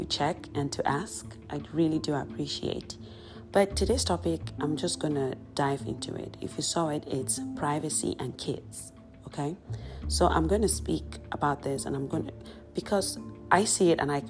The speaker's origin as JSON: {"language": "English", "country": "Cameroon", "said": "I am from Cameroon"}